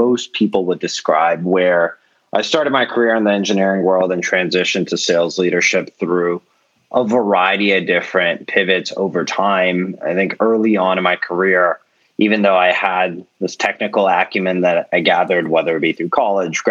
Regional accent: Bay Area, California, United States; growing up in the Bay Area

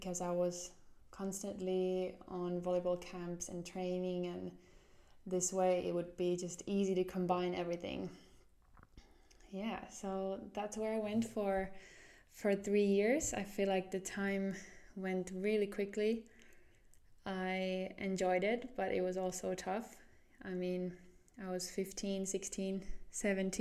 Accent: Jyväskylä, Central Finland, Finland; moved away as an adult; also born or lived in Somero, Finland / Seattle, United States / Atlanta, United States; now in Helsinki, Finland; We went to the middle part of Finland, a city called Jyväskylä, and that's where we settled in. And yeah, that's kind of where I grew up.

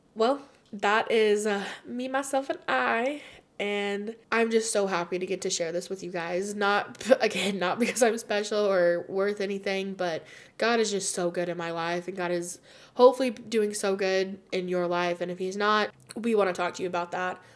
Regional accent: United States; also born or lived in Spain; I'm from America and that was my experience

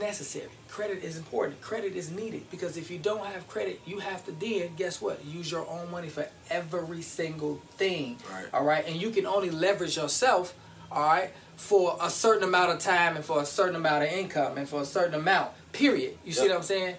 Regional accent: Chicago, Illinois, United States; Born and raised in Chicago.

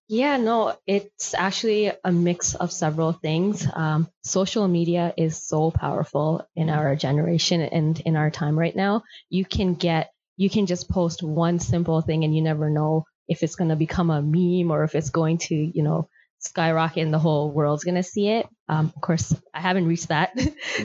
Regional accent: Toronto, Ontario, Canada; I grew up right here in Scarborough, spent all of my childhood here

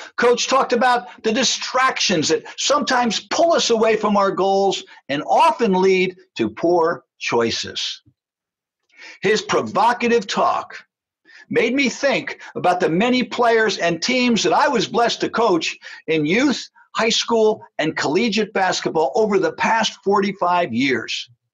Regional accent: New Jersey, United States; When I was growing up in New Jersey

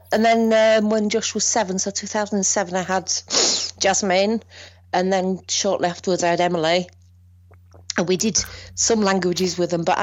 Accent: Northern England, United Kingdom; I'm from Northern England, so it's a different setup.

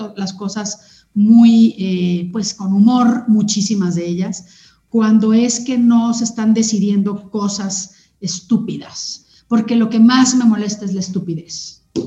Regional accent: Sonora, Mexico; moved away; yo crecí en Sonora, en una cultura muy directa de hablar las verdades de la gente

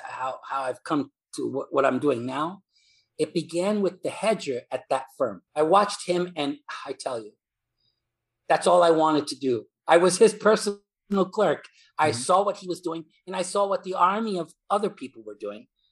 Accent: New York City, New York, United States; from New York, New York City. And in New York City, uh, the the son of uh, immigrant parents

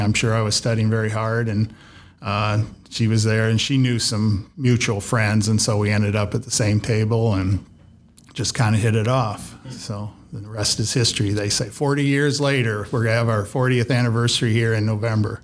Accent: Dubuque, Iowa, United States; Dubuque, Iowa. I'm one of seven kids.

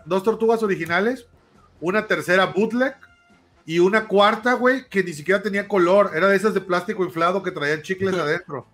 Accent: Oaxaca, Mexico; now in Saltillo, Mexico; yo soy de Oaxaca y vivo en Saltillo

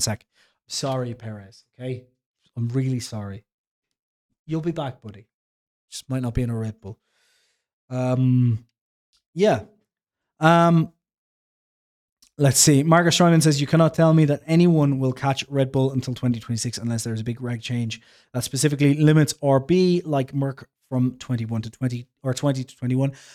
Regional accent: Ireland; I'm Irish

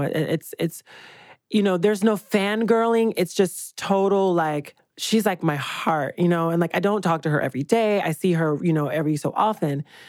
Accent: Georgia, United States; I'm from Georgia

